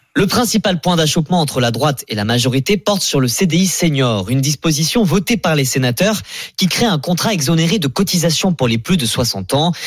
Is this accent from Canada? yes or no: no; France; moved away as an adult; now in Arizona, United States; quand on est français